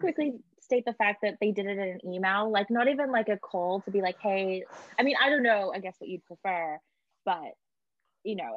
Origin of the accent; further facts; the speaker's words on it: Australia; accent: Australian; moved away; we're both Australian